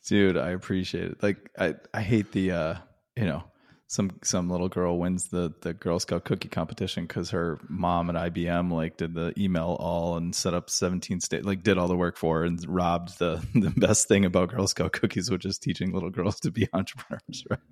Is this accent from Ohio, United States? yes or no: no; Wisconsin, United States; where I grew up in Wisconsin and selling candy bars in the cold